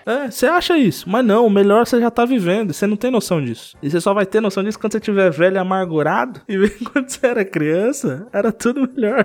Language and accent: Portuguese; São Paulo, Brazil; os três da Zona Sul de São Paulo também